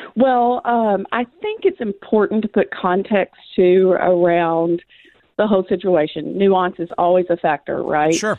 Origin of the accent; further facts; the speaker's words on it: Western Kentucky, United States; moved away as an adult; now in Nashville, United States; I grew up in Western Kentucky and have been in Tennessee for 12 years.